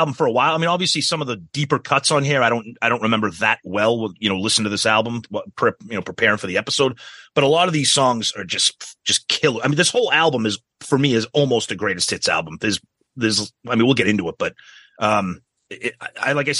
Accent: Boston, Massachusetts, United States; growing up in Boston

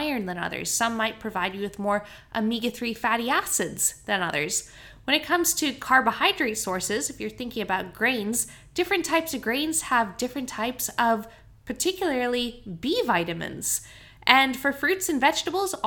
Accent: Canada; now in Australia; I grew up in Canada, and the grocery store that we shopped at was called Save On Foods

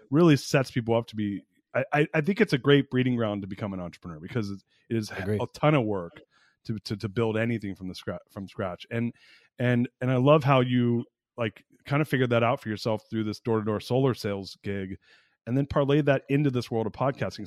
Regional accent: Orange County, Southern California, United States; now in Austin, United States; I'm from Southern California originally too. I grew up in Orange County

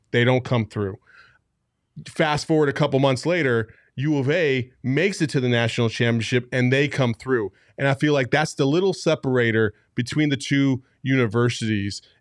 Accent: Tempe, Arizona, United States; I grew up in Tempe.

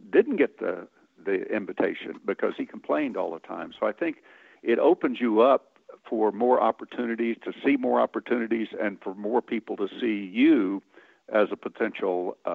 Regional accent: Midwest, United States; I grew up picking cotton in the Midwest

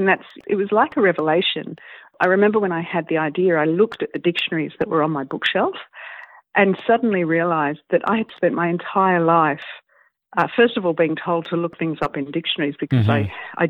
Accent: United Kingdom; born there; I was born in the UK, so I am a British citizen.

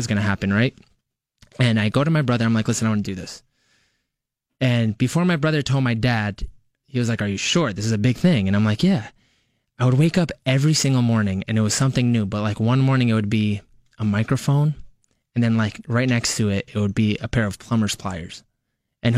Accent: Westchester, New York, United States; moved away as an adult; also born or lived in Los Angeles; I'm born and raised in Westchester

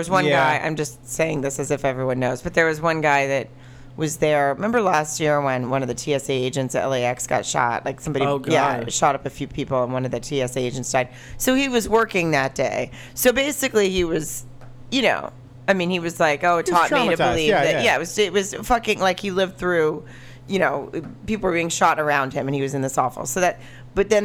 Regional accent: the South, United States; now in Los Angeles, United States; I grew up in the South.

